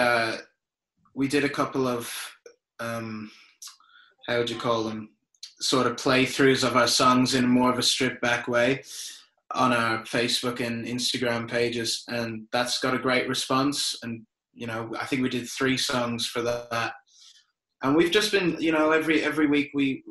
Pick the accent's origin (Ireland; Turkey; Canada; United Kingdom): Ireland; moved away as an adult; now in Australia; I'm from Ireland originally. I moved to Australia in 2010, so 10 years ago